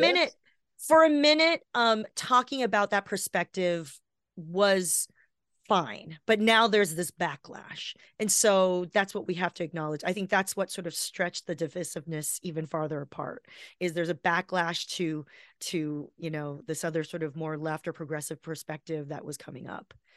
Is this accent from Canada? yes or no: no; Taiwan; now in Los Angeles, United States; I'm from Taiwan